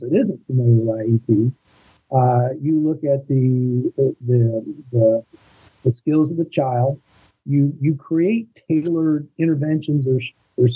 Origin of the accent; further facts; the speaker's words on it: Iowa, United States; I'm from Iowa